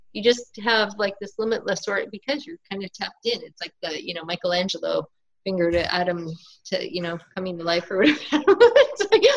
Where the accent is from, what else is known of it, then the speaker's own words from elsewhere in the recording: Northern Ontario, Canada; where I'm from in Northern Ontario, Canada